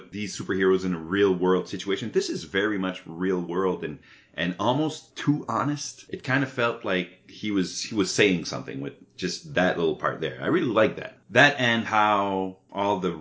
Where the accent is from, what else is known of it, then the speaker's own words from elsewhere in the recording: Canada; being Canadian